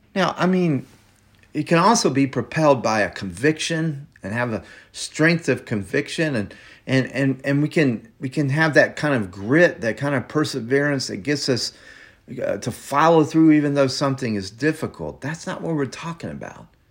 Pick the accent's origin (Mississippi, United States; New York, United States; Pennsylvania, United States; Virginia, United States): Mississippi, United States; I grew up in Mississippi, in a very small town in Mississippi